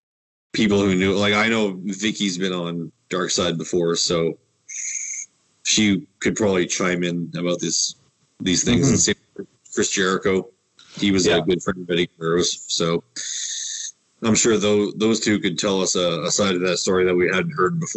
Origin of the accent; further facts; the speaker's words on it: Winnipeg, Manitoba, Canada; And we're from Winnipeg, you idiot